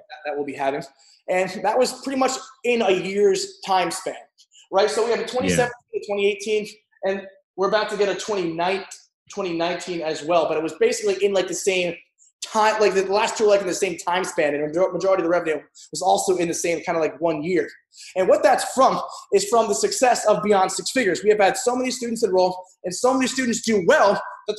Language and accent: English; New Jersey, United States; also born or lived in New York; now in Edgewater, United States; I'm originally from South Jersey, though, because after all the crap happened in my childhood, we moved north, New York